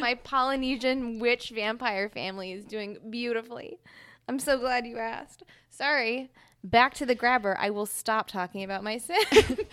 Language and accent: English; Mississippi, United States; now in Philadelphia, United States; I'm from Mississippi